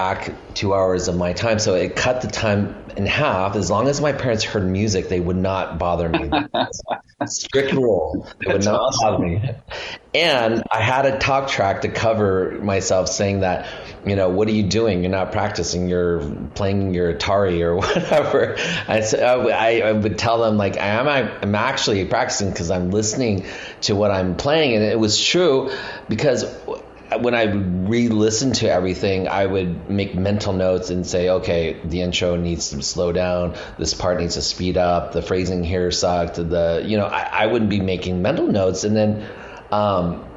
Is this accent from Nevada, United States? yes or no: yes; Reno, Nevada, United States; moved away as an adult; also born or lived in Montana / Bay Area, California; I was born in Montana. I grew up in Reno, Nevada.